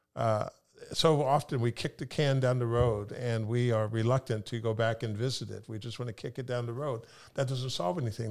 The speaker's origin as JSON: {"language": "English", "town": "Sacramento", "region": "California", "country": "United States", "tie": "born or raised there", "also_born_or_lived": "Pullman, Washington / Italy", "moved": "as an adult", "lives_now": "Seattle, United States", "said": "I grew up in Sacramento, California"}